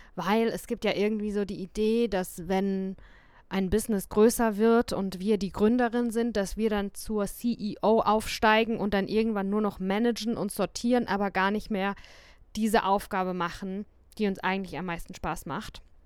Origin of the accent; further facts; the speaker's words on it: St. Leon-Rot, Baden-Württemberg, Germany; ich bin ja dort aufgewachsen